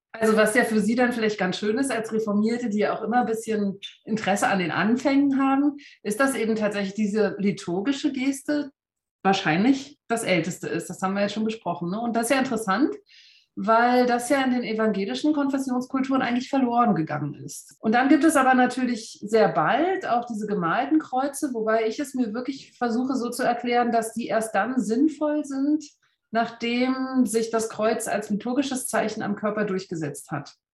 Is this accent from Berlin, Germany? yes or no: yes; Berlin, Germany; now in Berner Oberland, Switzerland; ich bin vor 44 Jahren in Ostberlin geboren